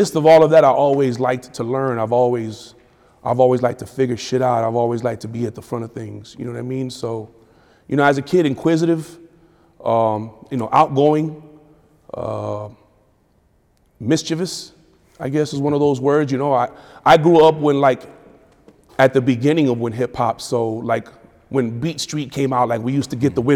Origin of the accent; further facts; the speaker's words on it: Miami, Florida, United States; also born or lived in Tampa, Florida / Jacksonville, Florida / Detroit, Michigan / New York; now in Atlanta, United States; Born and raised in Miami.